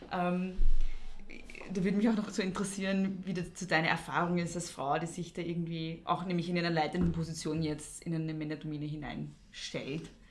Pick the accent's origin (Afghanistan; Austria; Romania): Austria; Lower Austria; ich komme selber aus Niederösterreich